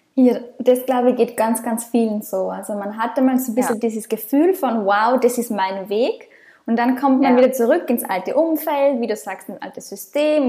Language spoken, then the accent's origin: German; Austria; moved away as an adult